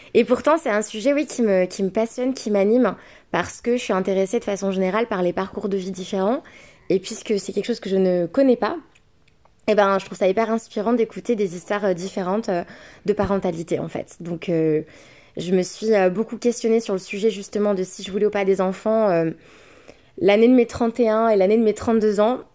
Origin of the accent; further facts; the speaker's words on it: France; le papa est anglais, moi je suis française